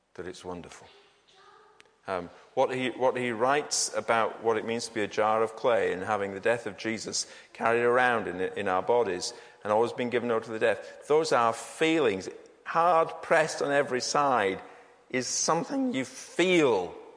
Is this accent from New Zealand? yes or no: no; United Kingdom; we Brits